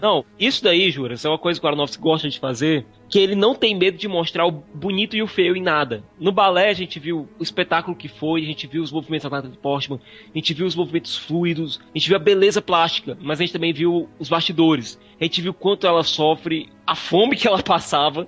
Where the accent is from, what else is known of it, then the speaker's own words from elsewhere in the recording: Brazil; eu sou brasileiro